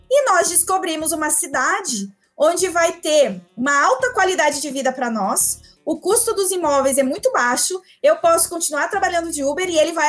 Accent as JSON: {"language": "Portuguese", "town": "Curitibanos", "region": "Santa Catarina", "country": "Brazil", "also_born_or_lived": "Florianópolis", "moved": "yes", "lives_now": "Brasília, Brazil", "said": "Eu saí de Curitibanos, fui para Florianópolis, de Florianópolis eu vim para Brasília"}